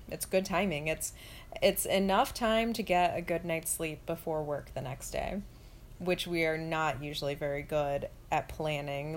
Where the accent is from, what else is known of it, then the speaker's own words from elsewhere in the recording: the South, United States; also born or lived in Orlando; now in Buffalo, United States; I'm from the South.